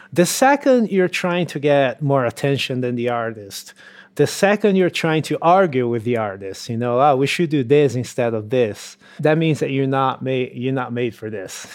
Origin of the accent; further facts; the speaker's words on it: Brazil; moved away; in Brazil, in my hometown